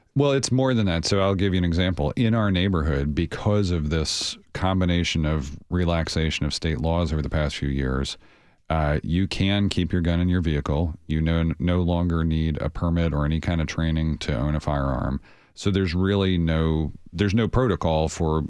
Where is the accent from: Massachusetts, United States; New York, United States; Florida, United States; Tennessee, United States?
Tennessee, United States; Nashville; growing up in Nashville